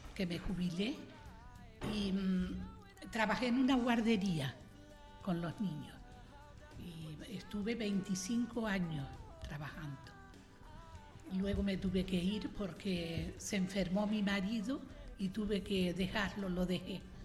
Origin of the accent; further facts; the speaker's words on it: Teguise, Canary Islands, Spain; de Teguise, de la villa, de la villa de Teguise